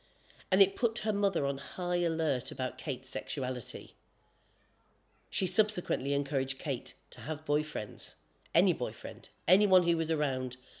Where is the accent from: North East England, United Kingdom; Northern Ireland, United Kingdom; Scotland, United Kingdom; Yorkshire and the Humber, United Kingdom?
North East England, United Kingdom; now in London, United Kingdom; I was raised in the Northeast